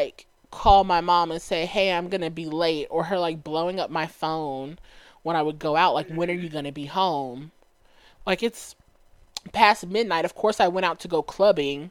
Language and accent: English; Dallas, Texas, United States; I grew up in Dallas